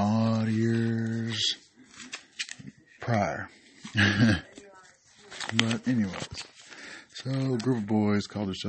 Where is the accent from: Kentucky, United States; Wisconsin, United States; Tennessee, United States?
Tennessee, United States; Knoxville; I am from Knoxville, Tennessee